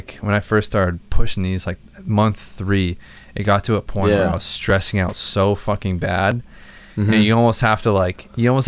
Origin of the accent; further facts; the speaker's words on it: Braintree, Massachusetts, United States; also born or lived in Ohio; Braintree, Massachusetts, where I fucking grew up